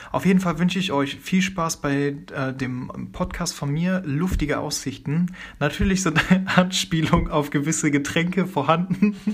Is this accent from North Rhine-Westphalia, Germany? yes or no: yes; Aachen, North Rhine-Westphalia, Germany; ich komme aus Aachen